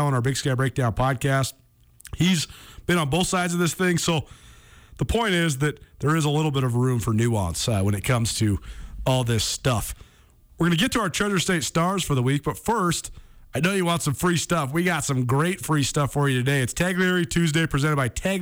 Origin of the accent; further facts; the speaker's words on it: Missoula, Montana, United States; I grew up in Missoula. We moved here when I was 6 years old.